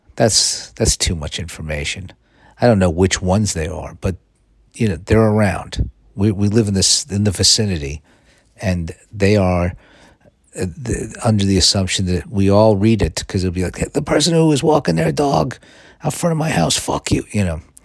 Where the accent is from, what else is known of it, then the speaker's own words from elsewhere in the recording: New York, United States; now in Los Angeles, United States; I'm from New York